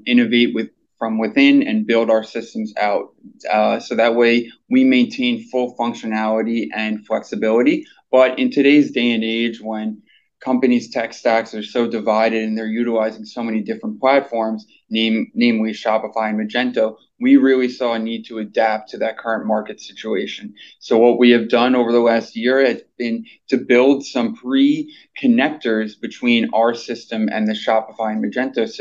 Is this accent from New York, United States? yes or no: yes; New York City, New York, United States; I'm from New York City.